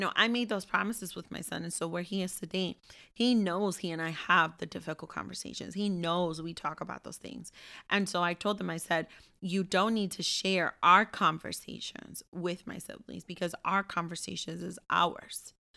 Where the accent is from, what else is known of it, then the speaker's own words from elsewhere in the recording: Ambato, Tungurahua, Ecuador; moved away; I'm from Ambato